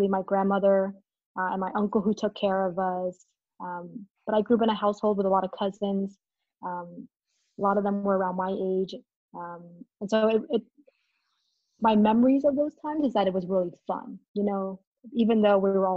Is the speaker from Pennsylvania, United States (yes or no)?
yes; Allentown, Pennsylvania, United States; also born or lived in Saigon, Vietnam / Chicago; now in Atlanta, United States; I was born in Saigon, Vietnam. I immigrated when I was 6 years old. And then my family came to Allentown, Pennsylvania. And so that's sort of where I grew up, where I went to school